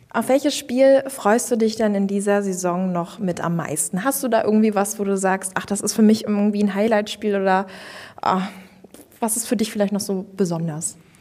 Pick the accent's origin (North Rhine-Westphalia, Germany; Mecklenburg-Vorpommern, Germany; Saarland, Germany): Mecklenburg-Vorpommern, Germany; Stralsund; now in Rostock, Germany; meine Heimatstadt Stralsund. Bin ich geboren und aufgewachsen und dann hat es mich irgendwann ja dann nach Rostock gezogen